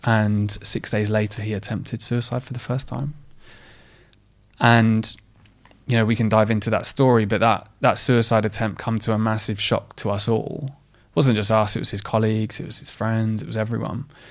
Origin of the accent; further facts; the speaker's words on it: Essex, East of England, United Kingdom; I grew up in a, in, I'm, I'm from Essex